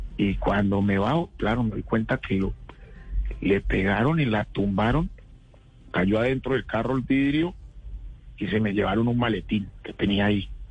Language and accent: Spanish; Tuluá, Valle del Cauca, Colombia; now in Bogotá, Colombia; nosotros crecimos juntos en Tuluá